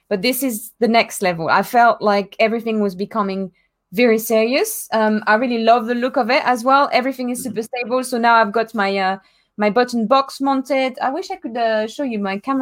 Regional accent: France; moved away; my hometown in France.

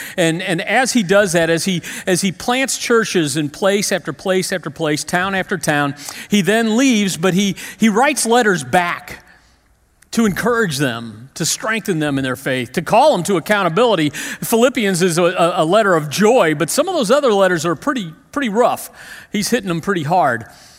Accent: Creve Coeur, Missouri, United States; I grew up in Creve Coeur first. We lived in Creve Coeur

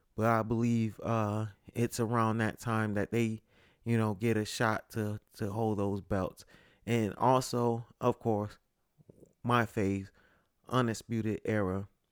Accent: Connecticut, United States; live from Connecticut, my home state, uh, specifically Bridgeport

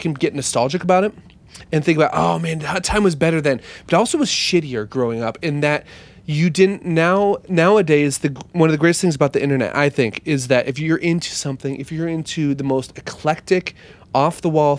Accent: Lincoln, Nebraska, United States; where I grew up in Nebraska.

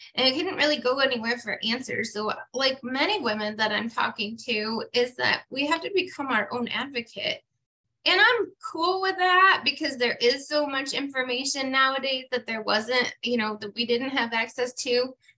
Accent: Finger Lakes, upstate New York, United States; where I grew up in the Finger Lakes in upstate New York

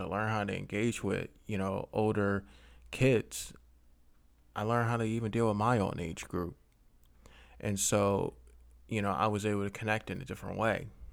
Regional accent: Philadelphia, Pennsylvania, United States; I am from Philly

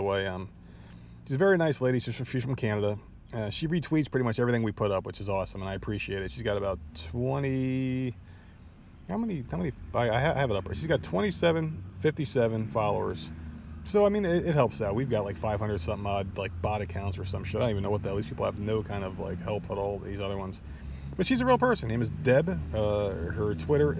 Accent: New Jersey, United States; born and raised in New Jersey

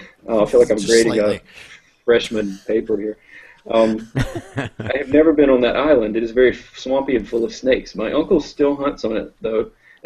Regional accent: England, United Kingdom; I'm an English guy. I don't know.

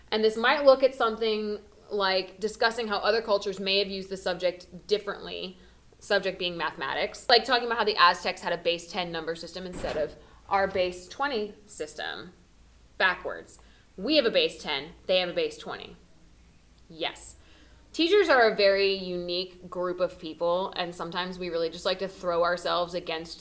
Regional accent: South Florida, United States; I'm from South Florida. I'm from a big city.

